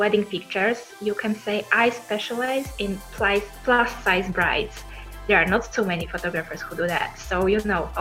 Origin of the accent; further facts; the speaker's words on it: Poland; moved away as an adult; now in Italy; I come originally from Poland. I moved to Italy to join my longtime boyfriend